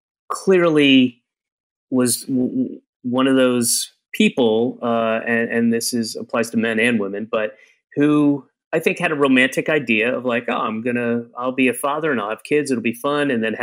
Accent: Atlanta, Georgia, United States; also born or lived in Florida / Connecticut / New York; We moved constantly. I was born in Atlanta. I moved a year later, and I moved almost every year until I was 9 and a half and moved back to Georgia, but lived in Florida in 3 different places, lived in Connecticut in 2 places, lived in New York for 3 places before going back to Georgia.

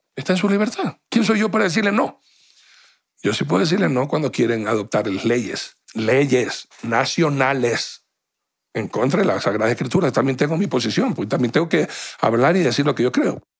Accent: Guayaquil, Guayas, Ecuador; now in Quito, Ecuador; soy guayaquileño

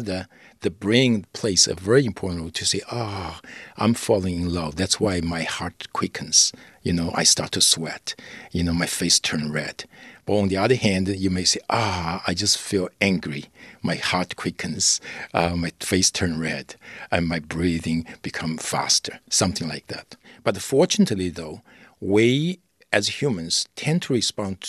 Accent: China; I grew up in China

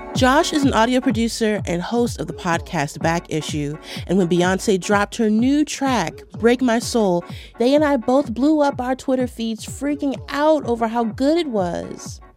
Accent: Baltimore, Maryland, United States; I grew up in Baltimore in the nineties

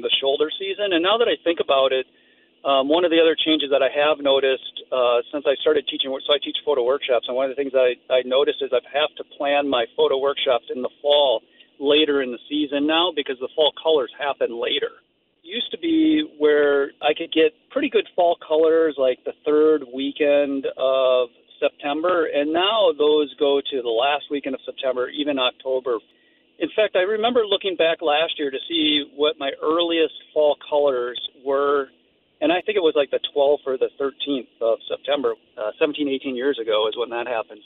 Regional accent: Iowa, United States; now in Grand Marais, United States; I grew up in Iowa, so I've been through a bunch of tornadoes.

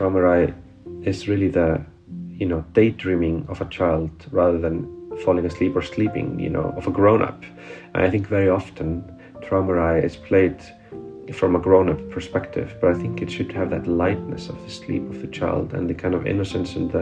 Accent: Iceland; moved away; I come from afar, I come from Iceland, I come from this tiny little society on this rather big

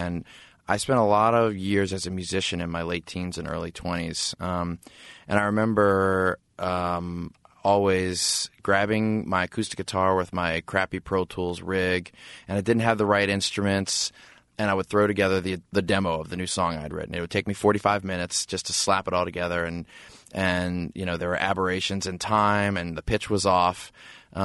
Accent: New Orleans, Louisiana, United States; So there are these two brothers that we grew up with in New Orleans.

